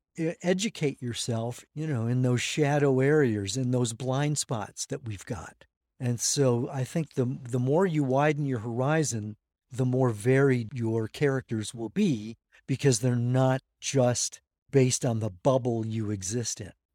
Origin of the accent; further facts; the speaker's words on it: La Crosse, Wisconsin, United States; I'm from La Crosse, Wisconsin, which is on Wisconsin's west coast, otherwise known as the Mississippi River